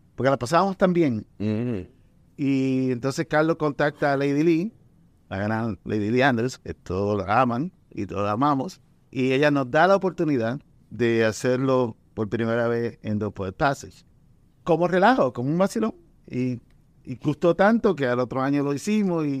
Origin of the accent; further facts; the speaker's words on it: Puerto Rico; accent: Puerto Rican; also born or lived in Dominican Republic; yo me crié en, ambos países